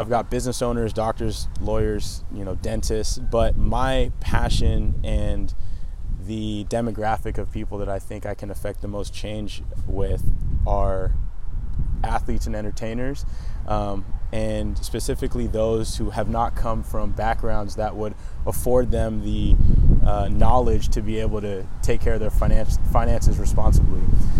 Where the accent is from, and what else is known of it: Los Angeles, California, United States; born or raised there; also born or lived in Canada